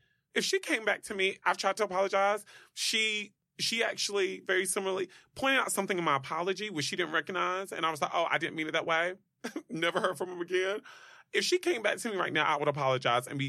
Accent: North Carolina, United States; moved away; also born or lived in Los Angeles; I grew up in North Carolina

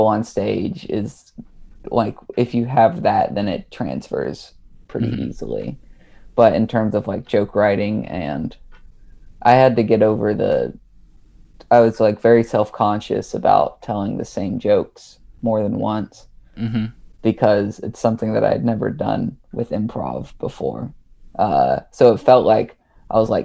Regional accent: East Tennessee, United States; moved away as an adult; also born or lived in Salt Lake City, Utah; now in Austin, United States; I was a theater kid growing up in East Tennessee

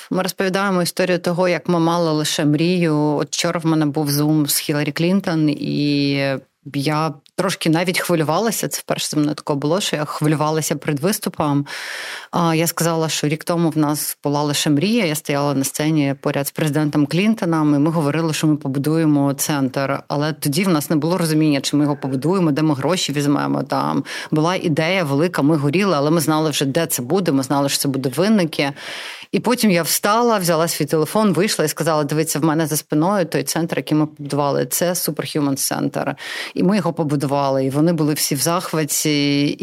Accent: Donetsk, Donetsk Oblast, Ukraine; born there; first language Russian; Ukrainian is a second language; російськомовна з народження. Я народилася в Донецьку.

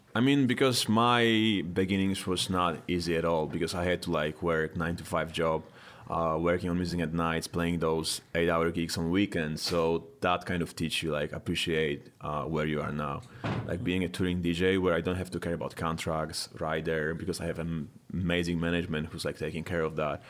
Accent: Poland; now in United States; I'm originally from Poland

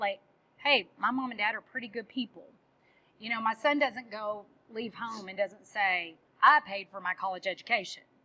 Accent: Texas, United States; I'm Texan

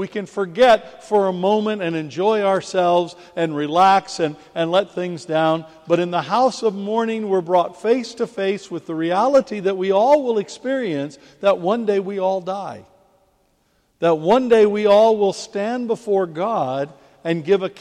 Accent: United States; now in England, United Kingdom; as an American living in England

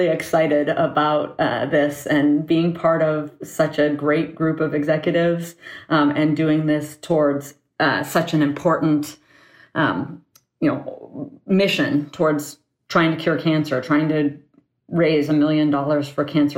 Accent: Ann Arbor, Michigan, United States; moved away as an adult; also born or lived in San Francisco Bay Area, California; I was born and raised in Ann Arbor, Michigan.

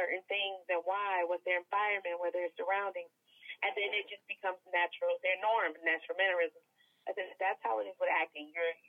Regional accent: Atlanta, Georgia, United States; now in Los Angeles, United States; I'm from Atlanta

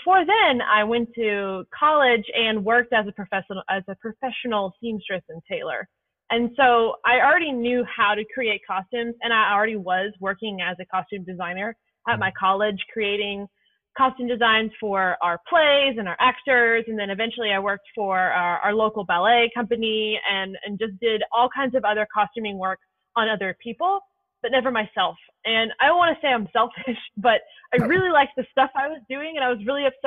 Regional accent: Louisville, Kentucky, United States; I'm from Louisville, Kentucky

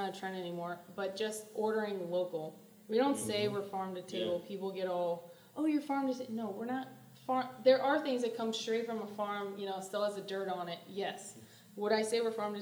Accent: St. Louis, Missouri, United States; I grew up in South City

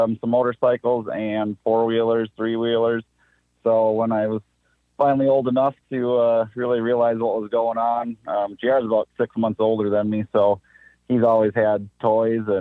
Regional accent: West Bend, Wisconsin, United States; born and raised in West Bend, lived there most of my life, and I moved about maybe 20 minutes away

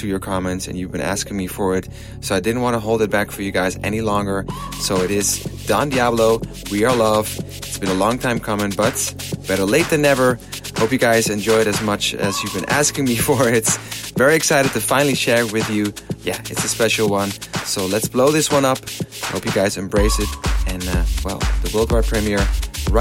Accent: Amsterdam, North Holland, Netherlands; in Amsterdam, in my hometown.

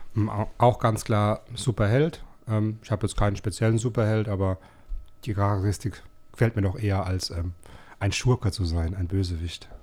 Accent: Rhineland-Palatinate, Germany; now in Baden-Württemberg, Germany; Ich bin zwar gebürtiger Pfälzer, aber äh, mittlerweile schon lange wohnhaft

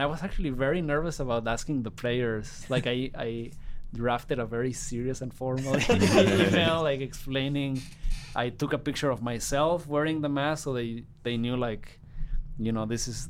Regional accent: Guadalajara, Jalisco, Mexico; I'm from Guadalajara, Jalisco, Mexico.

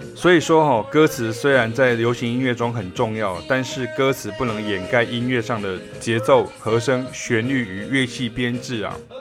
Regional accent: Taiwan; 我也是台湾乡下长大的这个乡下人啊，我是台湾人哈，在乡，在乡下长大

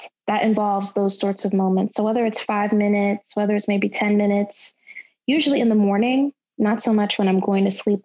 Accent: Tuscaloosa, Alabama, United States; moved away as an adult; also born or lived in Rochester, New York; now in Washington, D.C., United States; I am from Tuscaloosa, Alabama. I'm really a transplant from upstate New York, Rochester, New York. Grew up in the South, love the South, love Alabama.

